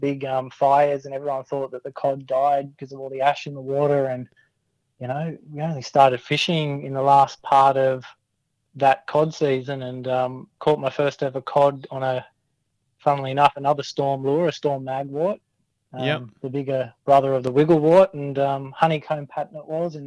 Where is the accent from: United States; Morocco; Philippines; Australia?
Australia; Canberra, Australian Capital Territory; growing up in Canberra